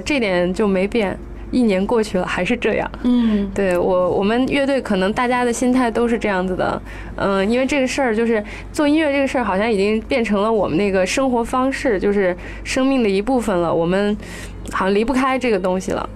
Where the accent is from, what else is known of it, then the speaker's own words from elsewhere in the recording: Xinjiang, China; moved away; 我是中国人嗯，呃，我是从新疆来的